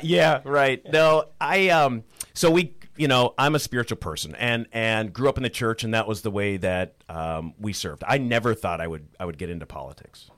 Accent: Perham, Minnesota, United States; also born or lived in Moorhead, Minnesota; I'm born and raised in Minnesota. You know, I grew up in rural Minnesota, in Perm, so in, uh, Otter Tail County

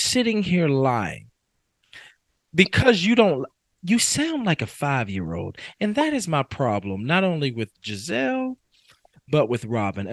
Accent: Kentucky, United States; I am from Kentucky

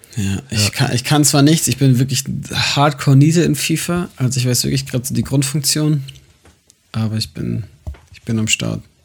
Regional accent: Munich, Bavaria, Germany; moved away; meiner Heimatgemeinde, also bei euch in der FEG München Südost

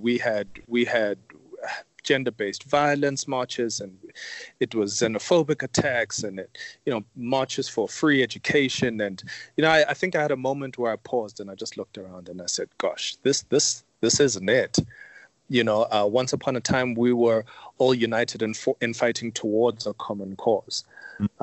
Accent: Johannesburg, Gauteng, South Africa; I grew up in Yeovil

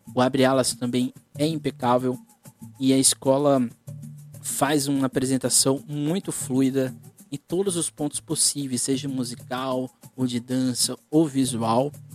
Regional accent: Guarujá, São Paulo, Brazil; eu sou do Guarujá

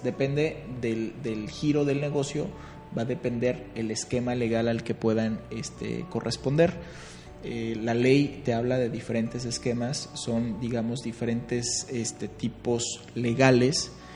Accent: Guadalajara, Jalisco, Mexico; de donde vengo, eh, Guadalajara

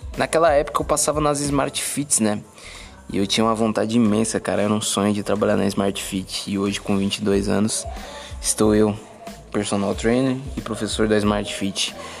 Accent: São Paulo, Brazil; moved away as an adult; Nasci em São Paulo, morei 17 anos em São Paulo

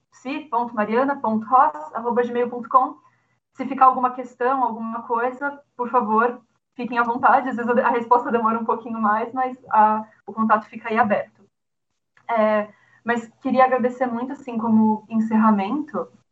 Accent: São Paulo, Brazil; eu sou de São Paulo, São Paulo capital

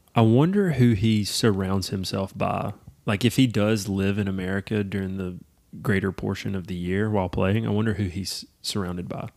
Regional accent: United States; my home country

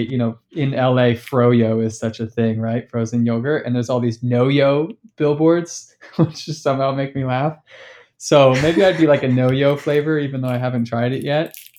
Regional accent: Sacramento, California, United States; I'm from Sacramento

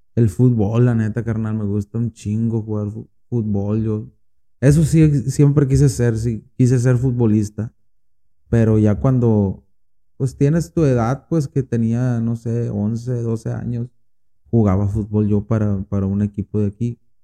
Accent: Guasave, Sinaloa, Mexico; aquí de Guasave

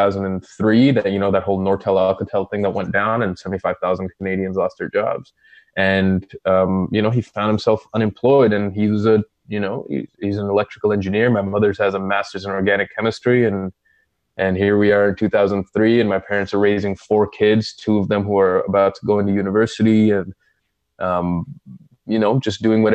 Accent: Saudi Arabia; moved away; I grew up in Saudi

